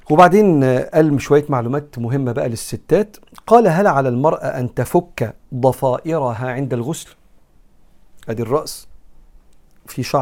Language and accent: Arabic; Egypt; زي ما بنقول احنا كمصريين